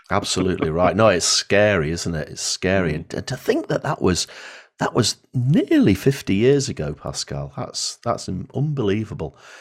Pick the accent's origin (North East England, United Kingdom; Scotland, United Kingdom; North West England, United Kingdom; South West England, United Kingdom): North West England, United Kingdom; Blackpool; I was born in Blackpool